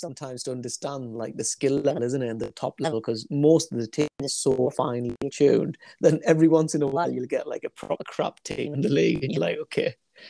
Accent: Sunderland, North East England, United Kingdom; We're from Sunderland, and as you can imagine, a lot of my mates are Sunderland fans.

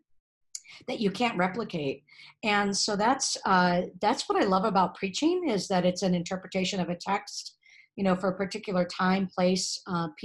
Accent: California, United States; moved away as an adult; also born or lived in Atlanta, Georgia; now in St. Paul, United States; I was born and raised in California

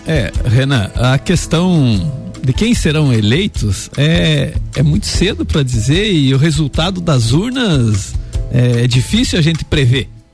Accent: Anita Garibaldi, Santa Catarina, Brazil; lá no Rosário, em Anitta Garibaldi, é onde eu nasci

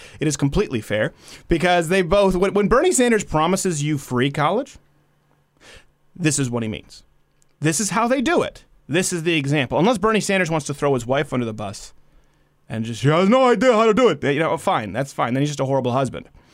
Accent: Montreal, Quebec, Canada; moved away; I was raised in Montreal

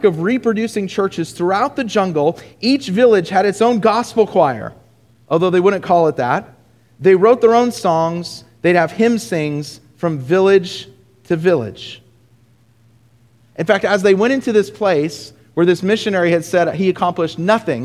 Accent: Southern California, United States; moved away; I'm from Southern California originally

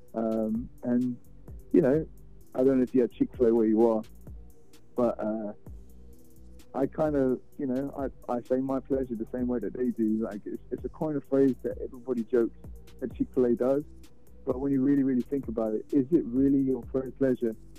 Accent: London, United Kingdom; moved away as an adult; now in Houston, United States; I'm from London, uh, born and raised.

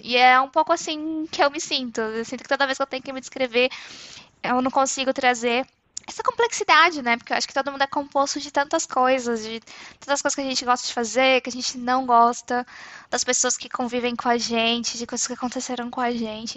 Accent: interior of São Paulo, Brazil; accent: interior R; moved away as an adult; now in Frankfurt, Germany; Eu sou nascida em São Paulo, mas na verdade, assim, quando eu tinha 5 anos eu me mudei pro interior, então eu me sinto muito mais interiorana mesmo

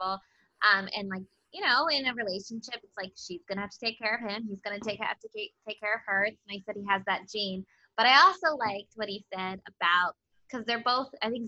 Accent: Philadelphia, Pennsylvania, United States; we're from Philadelphia

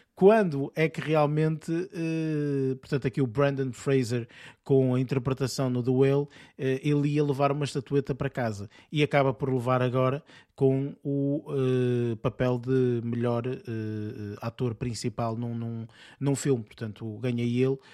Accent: Portugal; nós temos às vezes portugueses

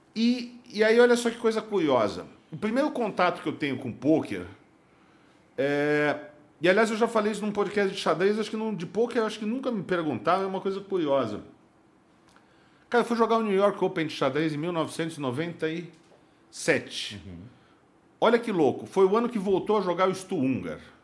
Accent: São Paulo, Brazil; Eu fui nascido em São Paulo, nasci em São Paulo em 1978

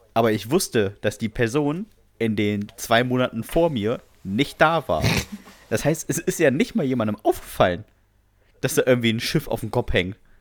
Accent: Bremen, Germany; Ich komme aus Bremen

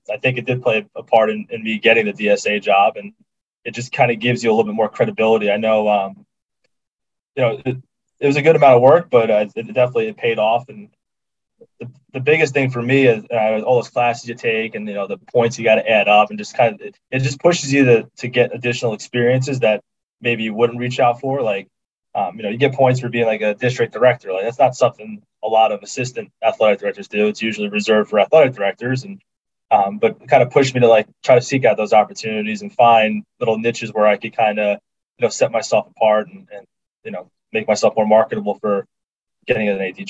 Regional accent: Long Island, New York, United States; moved away as an adult; also born or lived in Virginia; now in Falls Church, United States; I grew up in Long Island, New York

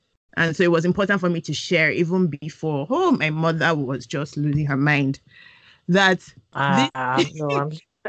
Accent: Nigeria; a Nigerian woman

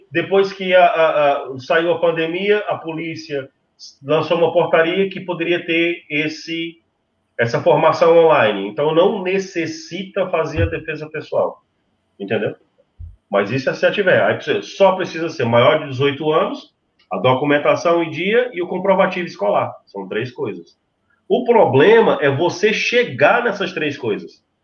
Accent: Portugal; now in Brazil; Eu, sendo português, eu como português, eu não sou cidadão brasileiro, eu, sendo português, indo para o Brasil, para eu exercer a profissão de vigilante

